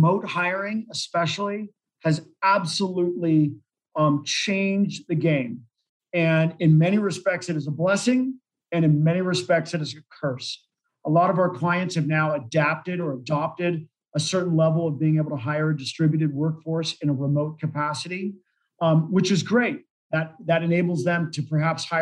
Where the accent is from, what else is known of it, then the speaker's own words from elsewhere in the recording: California, United States; moved away as an adult; now in Colorado, United States; I grew up in California.